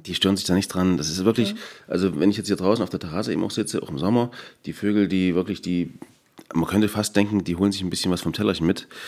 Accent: Erzgebirge, Saxony, Germany; ich bin durch und durch Erzgebirger

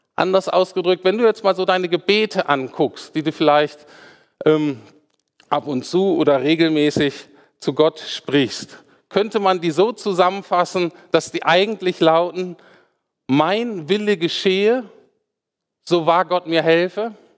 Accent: Germany; für uns Deutsche

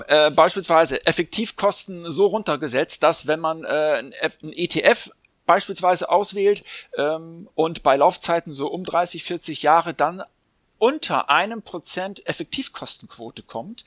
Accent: Hamburg, Germany; ich bin selber auch Hamburger

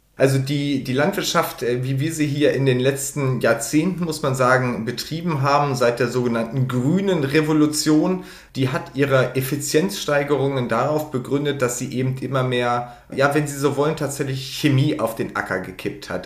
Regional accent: Lower Saxony, Germany; ich komme aus Niedersachsen

